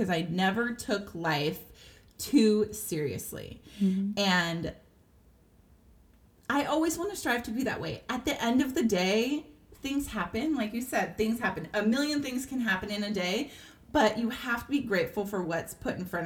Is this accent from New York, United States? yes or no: no; San Diego, California, United States; now in Texas, United States; I'm born and raised in Southern California, in San Diego